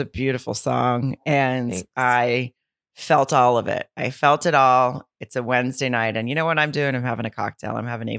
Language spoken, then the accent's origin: English; Lowell, Arkansas, United States; moved away; I'll be in Arkansas in Lowell slash Rogers at the Grove Comedy Club. And that's my hometown